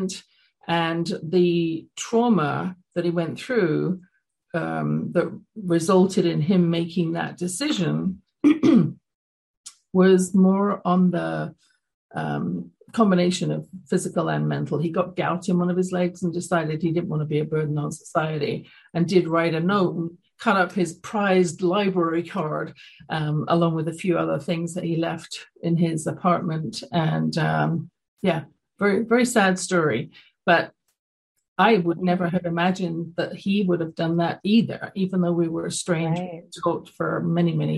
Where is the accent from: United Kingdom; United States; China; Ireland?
United Kingdom; London; moved away; growing up in London, England